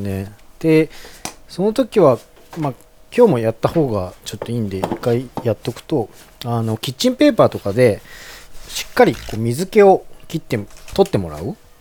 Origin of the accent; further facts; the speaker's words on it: Hyogo, Japan; 僕、もともと兵庫出身なので